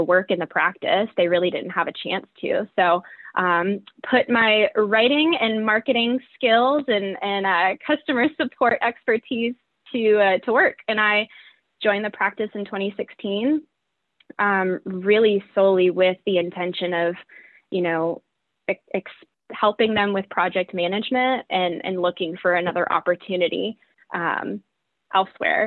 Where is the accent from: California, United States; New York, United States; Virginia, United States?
Virginia, United States; Southwest; moved away as an adult; also born or lived in New England; I'm a Southerner at heart. I grew up in Southwest Virginia